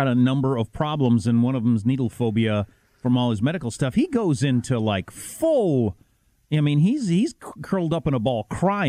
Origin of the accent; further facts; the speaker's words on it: United States; I'm a little wounded as an American